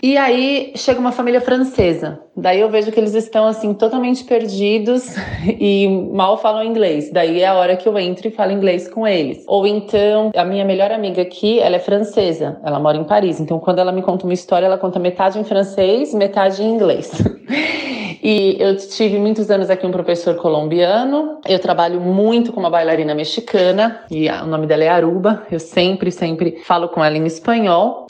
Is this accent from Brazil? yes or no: yes; Brazil; moved away as an adult; now in Dubai, United Arab Emirates; eu sou do Brasil